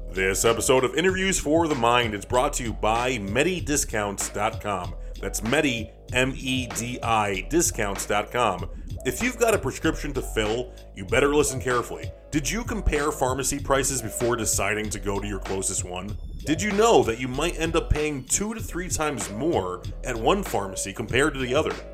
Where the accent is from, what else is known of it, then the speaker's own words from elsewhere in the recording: New York, United States; moved away; we're both from New York